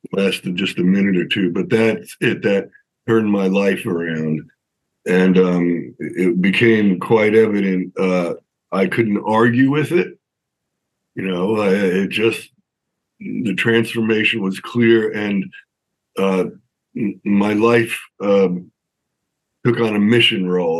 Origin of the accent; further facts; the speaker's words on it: Long Island, New York, United States; I'm from New York. I grew up in New York, outside of Manhattan on Long Island